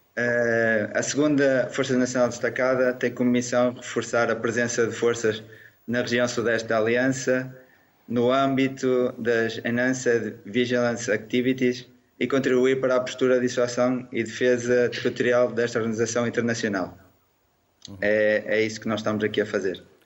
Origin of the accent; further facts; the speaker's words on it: Barcelos, Braga, Portugal; Eu sou natural de Barcelos